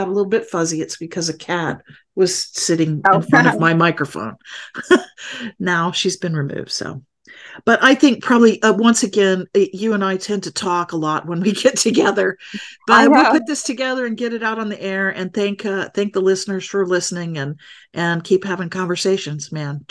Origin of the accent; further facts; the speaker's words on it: Alabama, United States; growing up in Alabama, I learned to do the opposite thing, to not say my piece mm-hmm. in this state.